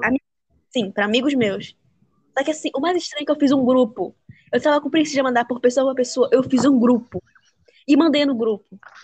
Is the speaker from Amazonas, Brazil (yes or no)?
yes; Manaus, Amazonas, Brazil; also born or lived in Pará; now in Belém, Brazil; eu nasci no Pará, mas a minha infância toda foi em Manaus, no Amazonas.